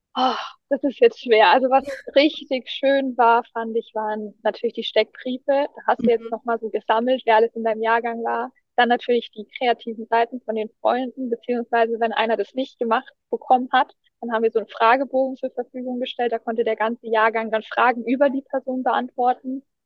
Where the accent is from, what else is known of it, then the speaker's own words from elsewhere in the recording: Erlangen, Bavaria, Germany; bei uns in Erlangen